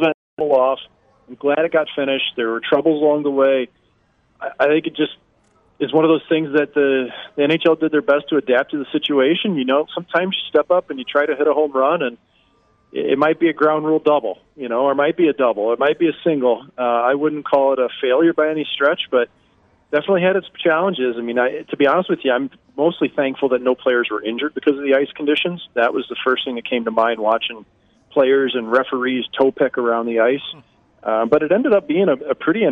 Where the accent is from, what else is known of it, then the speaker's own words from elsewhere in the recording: St. Louis, Missouri, United States; moved away; also born or lived in Norfolk, Virginia; I grew up in St. Louis, so I never had the outdoor ice